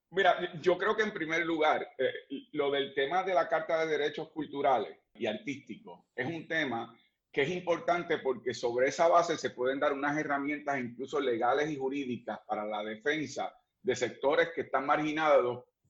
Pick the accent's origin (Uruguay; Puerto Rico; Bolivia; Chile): Puerto Rico; nosotros los que somos puertorriqueños